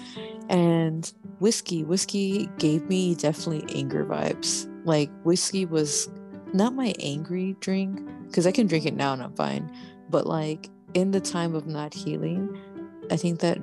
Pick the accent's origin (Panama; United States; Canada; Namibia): Panama; I'm Panamanian.